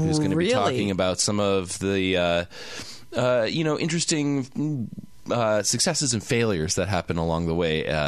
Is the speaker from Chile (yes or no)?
no; Canada; I'm a Canadian.